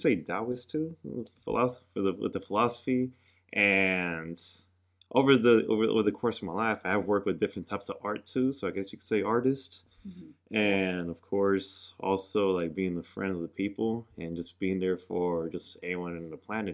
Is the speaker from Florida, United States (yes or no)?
no; Pittsburg, California, United States; Where I grew up in Pittsburgh, California